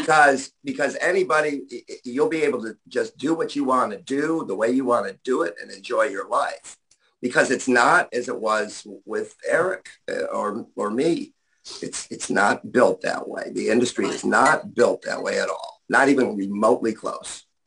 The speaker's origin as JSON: {"language": "English", "town": "Buffalo", "region": "New York", "country": "United States", "moved": "yes", "said": "because I'm from Buffalo."}